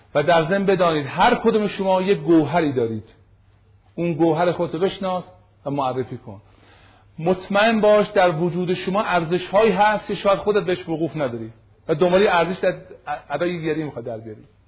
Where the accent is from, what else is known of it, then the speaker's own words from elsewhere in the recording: Iran; من ایرانی هستم ریشه و بنم ایرانیه